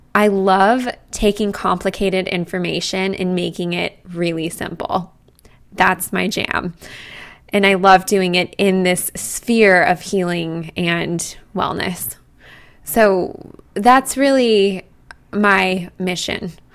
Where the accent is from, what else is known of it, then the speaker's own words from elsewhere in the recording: Boulder, Colorado, United States; now in New York, United States; I grew up in Boulder, Colorado, right in front of the Rocky Mountains